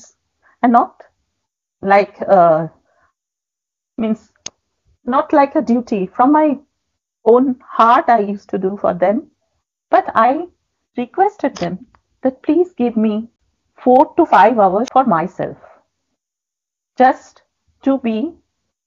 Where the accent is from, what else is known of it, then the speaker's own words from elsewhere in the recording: Jamshedpur, Jharkhand, India; moved away; also born or lived in Kolkata; my hometown, that is Jamshedpur